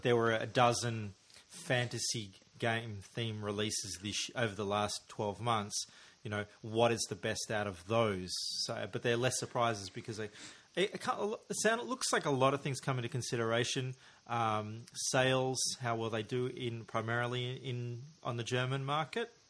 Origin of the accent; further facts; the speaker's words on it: Australia; as an Australian listener